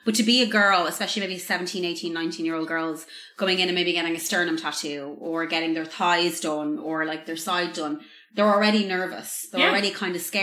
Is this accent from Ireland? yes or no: yes; Ireland; we're Irish and we're not American